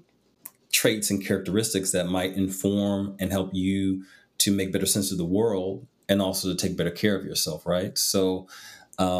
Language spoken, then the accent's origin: English; Midwest, United States; I grew up in the Midwest